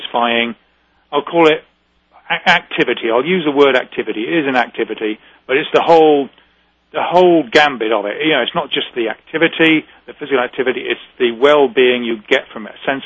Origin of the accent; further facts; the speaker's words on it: United Kingdom; now in New England, United States; We're very British